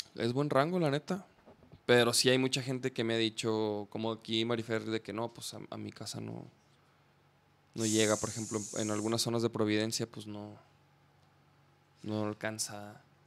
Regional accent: Chihuahua, Mexico; moved away; yo soy de Chihuahua, Chihuahua

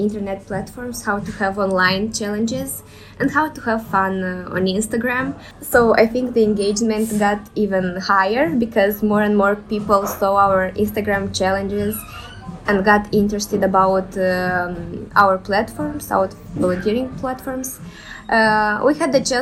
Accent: Moldova; moved away; In our country

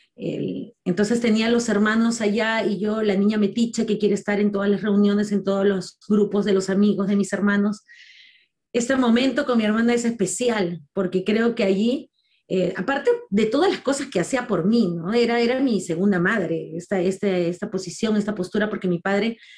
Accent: Lima, Peru; en una zona muy difícil de habitar en Lima porque en el año en que yo nací, el lugar donde yo nací era considerado en muchos casos el segundo lugar más peligroso de Latinoamérica.

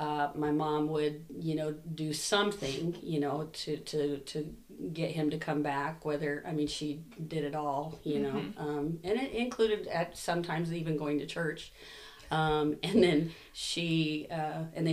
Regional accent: Buckeye, Arizona, United States; So I grew up here in Buckeye

